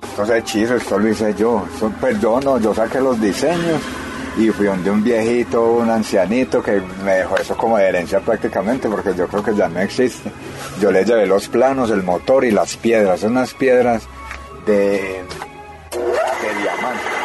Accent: Paisa region, Caldas, Colombia; como somos paisas

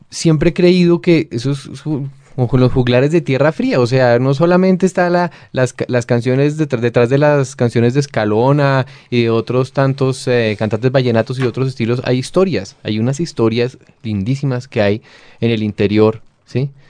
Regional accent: Bogotá, Colombia; also born or lived in Sotaquirá, Boyacá; yo soy bogotano, bogotano, familia bogotana y familia boyacense, digamos de Sotaquirá

